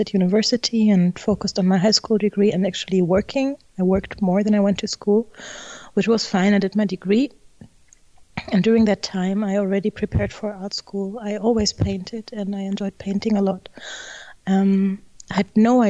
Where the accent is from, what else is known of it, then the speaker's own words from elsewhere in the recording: Germany; I'm originally from Germany, as you might not necessarily guess when you read or try to pronounce my name, but I'm German